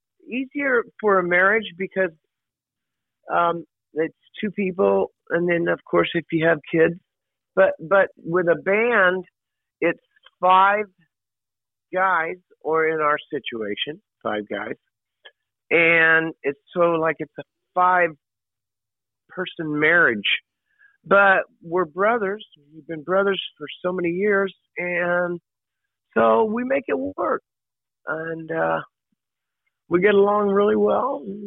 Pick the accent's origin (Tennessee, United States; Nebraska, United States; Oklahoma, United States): Oklahoma, United States; I'm a country boy at heart too. So growing up in Oklahoma, man, I got …, …, ….